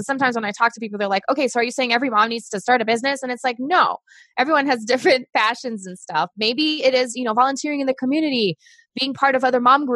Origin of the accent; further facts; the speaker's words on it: Brazil; English is a second language; moved away as an adult; now in United States; I'm originally from Brazil. I was born there